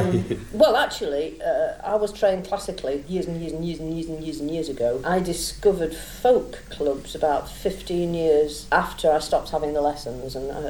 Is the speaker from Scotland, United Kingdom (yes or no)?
no; Yorkshire and the Humber, United Kingdom; we're all from Yorkshire